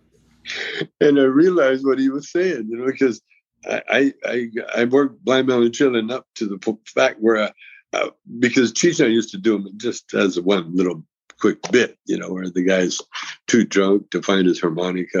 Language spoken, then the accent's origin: English; Calgary, Alberta, Canada; moved away; I grew up in Calgary